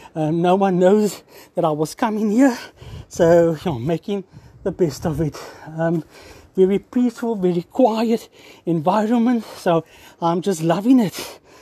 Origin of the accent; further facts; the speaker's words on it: Cape Town, Western Cape, South Africa; 47 years old, born and bred in Cape Town